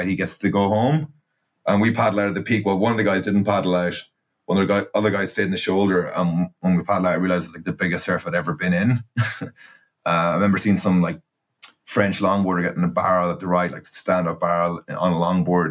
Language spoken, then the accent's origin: English; Strandhill, Connacht, Ireland; I'm from Strandhill in County Sligo. That's kind of where I grew up and it's where I'm currently living now.